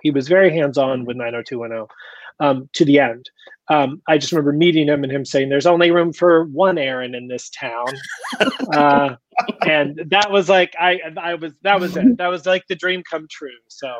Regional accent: Indiana, United States; moved away; also born or lived in Florida; I grew up in Indiana, split my life between Indiana and Florida, but when I was a young kid in Indiana

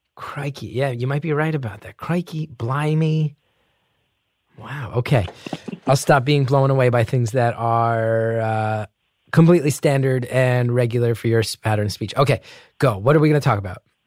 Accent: New Jersey, United States; accent: heavy New Jersey; I grew up with a very heavy New Jersey accent

